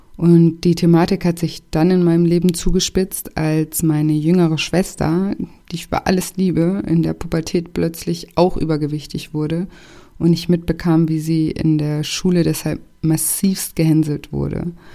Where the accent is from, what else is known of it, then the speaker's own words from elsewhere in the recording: Konstanz, Baden-Württemberg, Germany; moved away as an adult; also born or lived in Paris / Barcelona / Australia / Mexico; Konstanz ist auch meine Heimat. Ich bin hier aufgewachsen